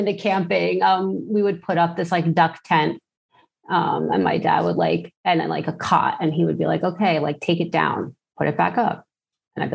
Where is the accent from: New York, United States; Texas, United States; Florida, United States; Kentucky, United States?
New York, United States; New York City; I grew up in Brooklyn, which you don't really associate with like being an outdoorsy person.